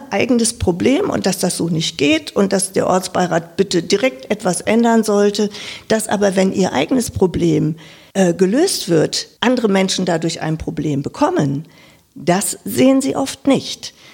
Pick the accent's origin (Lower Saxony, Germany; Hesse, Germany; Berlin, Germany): Lower Saxony, Germany; now in Wiesbaden, Germany; wie man vielleicht auch an meiner Sprache schon hört, ich bin aus Niedersachsen, aus dem Norden dieser Republik, bin in einem 5000 Seelendorf ähm, aufgewachsen als viertes Kind